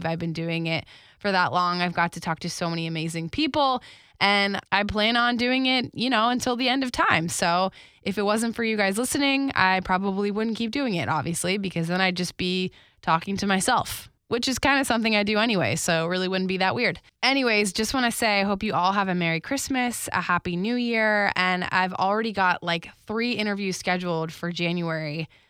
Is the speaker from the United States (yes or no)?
yes; West Palm Beach, Florida, United States; you know what's funny is I grew up in West Palm, so South Florida